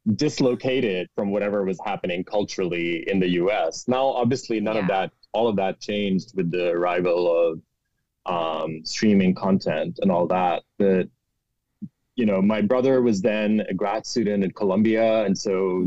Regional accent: Karachi, Sindh, Pakistan; moved away as an adult; I am a hundred percent Karachi boy. Like I was born in Karachi. I grew up in Karachi

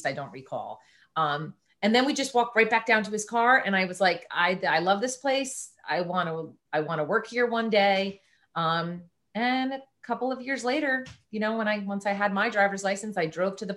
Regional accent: Franklin, New Jersey, United States; had a wonderful childhood growing up in Sussex County in New Jersey. The Franklin Borough

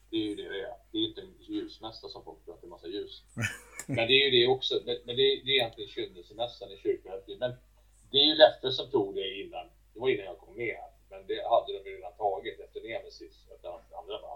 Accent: Sweden; det har tagit många år innan de accepterat oss här hemma i Sverige, det kan jag säga.

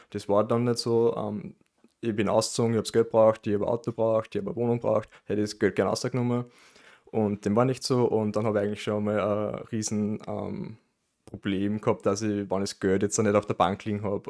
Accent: Amstetten, Lower Austria, Austria; now in Linz, Austria

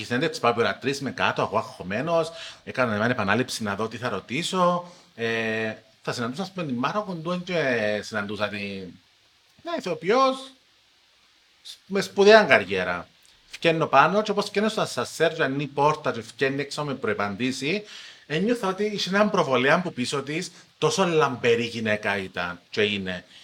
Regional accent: Cyprus; Γεια σα, είμαι δημοσιογράφο από Κύπρο.

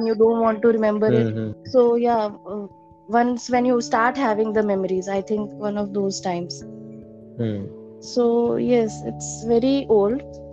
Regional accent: Rajkot, Gujarat, India; moved away as an adult; now in Ahmedabad, India; My parents are from Rajkot. So my parents are still there. I studied my schooling and my bachelor's is done from Rajkot

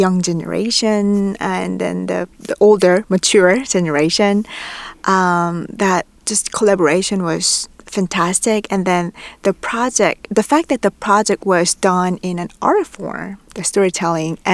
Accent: South Korea; moved away as an adult; now in Vancouver, Canada; I'm from South Korea

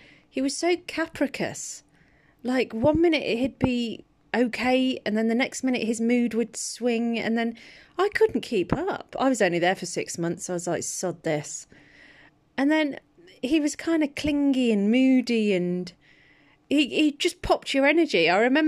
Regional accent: Birmingham, West Midlands, United Kingdom; Because I came from Birmingham. Birmingham people are great fun. I love them. Very light-hearted.

